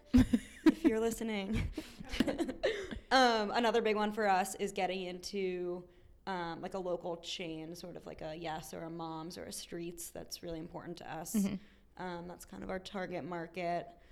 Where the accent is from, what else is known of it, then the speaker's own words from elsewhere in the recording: Short Hills, New Jersey, United States; moved away as an adult; also born or lived in Boston / Tokyo; now in Washington, D.C., United States; I grew up in New Jersey